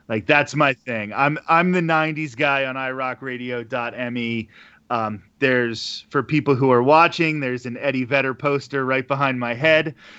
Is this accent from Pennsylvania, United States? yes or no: yes; Pennsylvania, United States; moved away as an adult; also born or lived in Arizona; now in Florida, United States; I'm originally from the Pennsylvania area, and I moved to Arizona and then to Florida